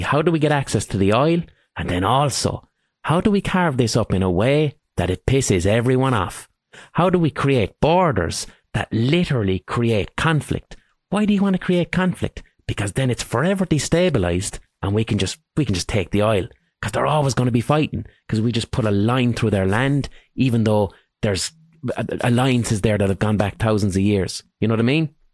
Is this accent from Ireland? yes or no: yes; Ireland; for us as Irish people